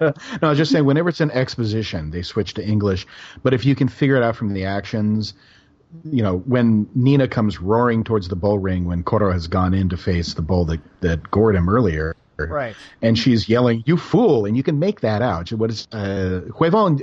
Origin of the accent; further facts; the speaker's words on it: Tucson, Arizona, United States; now in Pacific Northwest, United States; I'm from Tucson